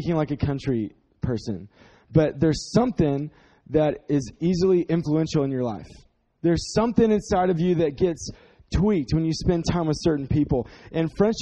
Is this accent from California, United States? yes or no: no; Dallas, Texas, United States; we are from Dallas, so we're not from the country.